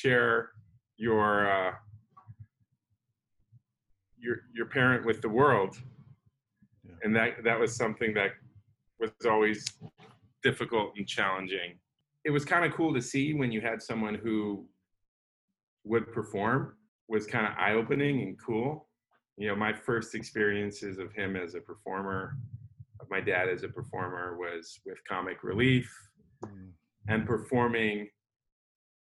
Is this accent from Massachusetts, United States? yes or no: no; San Francisco, California, United States; growing up in San Francisco with my parents being involved with the arts